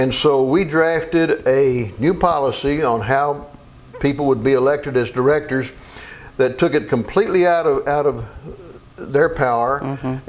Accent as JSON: {"language": "English", "area": "Meade County, near Brandenburg", "region": "Kentucky", "country": "United States", "tie": "born or raised there", "also_born_or_lived": "Elizabethtown, Kentucky", "said": "I was born in Meade County over near Brandenburg"}